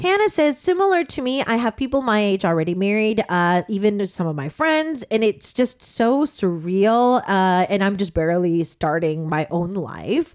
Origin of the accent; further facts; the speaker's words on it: Southern California, United States; I come from Southern California